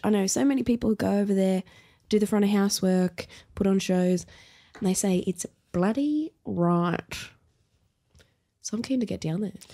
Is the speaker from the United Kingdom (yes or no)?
no; Brisbane, Queensland, Australia; also born or lived in Elwood, Melbourne; now in Melbourne, Australia; I grew up in Brisbane